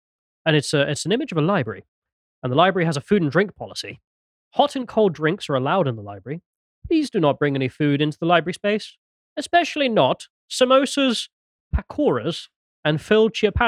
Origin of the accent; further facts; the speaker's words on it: England, United Kingdom; we're English.